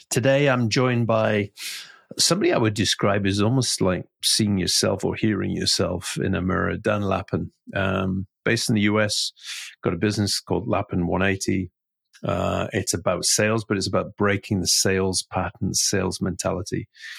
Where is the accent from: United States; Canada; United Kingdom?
United Kingdom; Newcastle, North East England; accent: posh Geordie; England, where I was brought up. But I was always described as a posh Geordie because I didn't sound like I came from Newcastle.